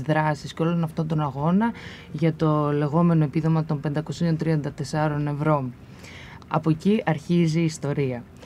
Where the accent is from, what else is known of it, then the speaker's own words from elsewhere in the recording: Komotini, Eastern Macedonia and Thrace, Greece; moved away; να επιστρέψω και να δουλέψω στον τόπο μου